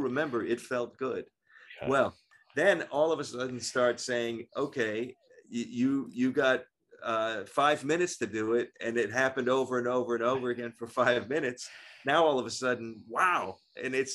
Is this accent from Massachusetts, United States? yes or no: no; Pittsburgh, Pennsylvania, United States; moved away; my hometown, Pittsburgh